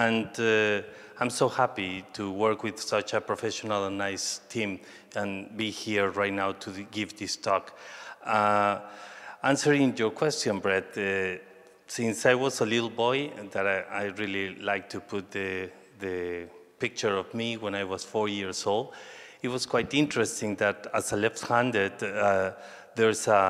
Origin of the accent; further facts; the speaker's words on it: Mexico City, Mexico; English is a second language; moved away as an adult; also born or lived in Colima / New York; I was born in Mexico City and lived all my life in Mexico City, even that all my family is from Colima.